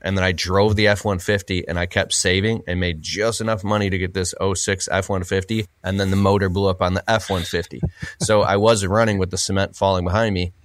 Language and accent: English; Michigan, United States; I'm from Michigan, and my uncles and people would tell, "Oh, you gotta get a job at the big three, Ford, G M, Chrysler."